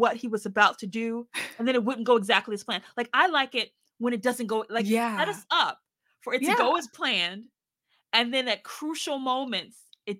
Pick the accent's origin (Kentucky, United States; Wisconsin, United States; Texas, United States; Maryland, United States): Maryland, United States; born there; now in Virginia, United States; I was born in Maryland. Now I moved to Virginia. I was like 25 miles away from where I was born.